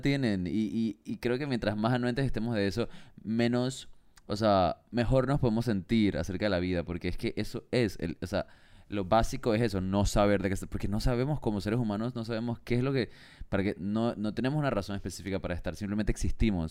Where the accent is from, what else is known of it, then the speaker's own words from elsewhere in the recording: Panama; moved away as an adult; la primera vez que me mudé fuera de Panamá